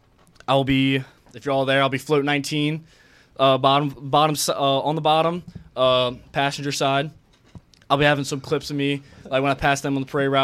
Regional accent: New Orleans, Louisiana, United States; From New Orleans. New Orleans area.

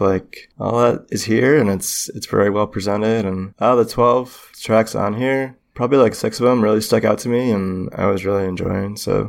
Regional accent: East Coast, United States; for someone growing up on the East Coast and not really having a lot of experience with what life was like on a farm with cattle and in the Midwest

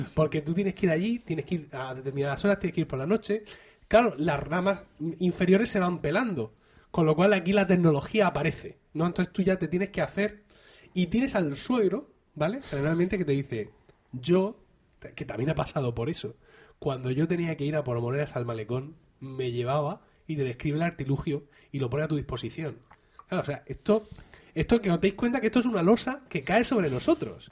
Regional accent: Region of Murcia, Spain

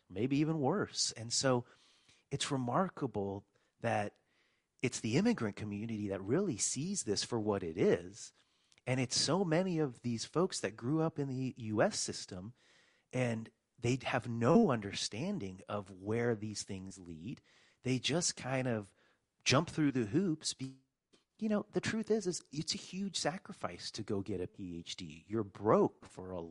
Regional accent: California, United States; moved away as an adult; also born or lived in Poland; I grew up in California, but I was originally born in Poland, actually in communist Poland in 1978

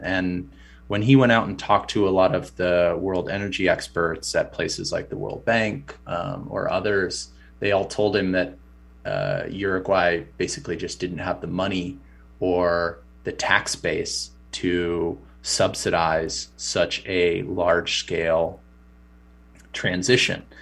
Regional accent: United States; as an American

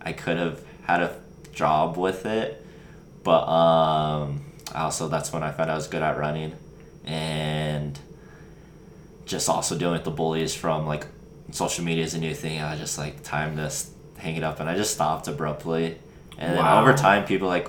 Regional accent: small town Nebraska, United States; my hometown, you know, just small town Nebraska

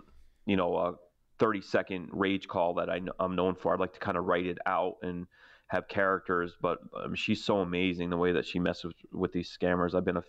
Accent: New Haven, Connecticut, United States; I'm from New Haven

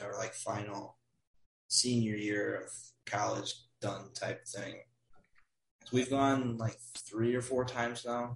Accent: Wisconsin, United States; I am from Wisconsin, United States where it is very cold

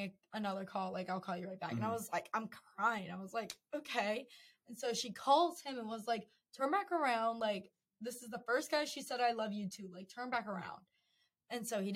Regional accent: Maryland, United States; I'm from Maryland

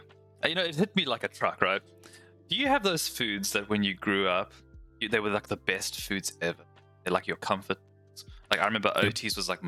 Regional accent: South Africa; Yeah, we're way down there at the bottom of Africa.

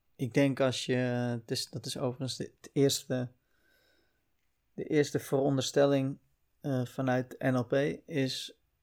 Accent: Uitgeest, North Holland, Netherlands; also born or lived in Heemskerk; ik ben opgegroeid in Uitgeest, een, eh, een klein dorp, kleine gemeente

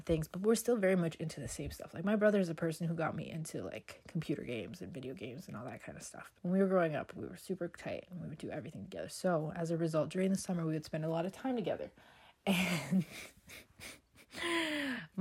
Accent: Toronto, Ontario, Canada; growing up in the not so greatest area in Toronto, for those of you that are familiar, we grew up on Jane and Shepherd

